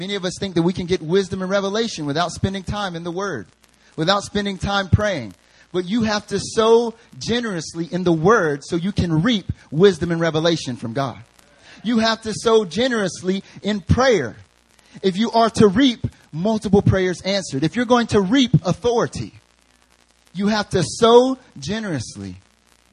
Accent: the South, United States; I'm from the South. The way we say dollars is dollars

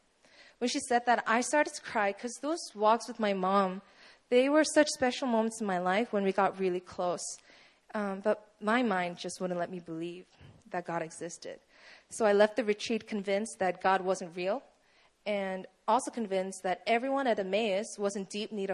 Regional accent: Poland; So, hi, you obviously know … I'm 19 years old. I'm originally from Poland

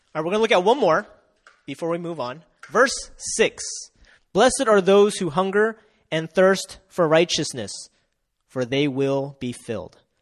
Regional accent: Delaware, United States; moved away as an adult; now in South Korea; Uh, I come from Delaware. It's very close to Philly

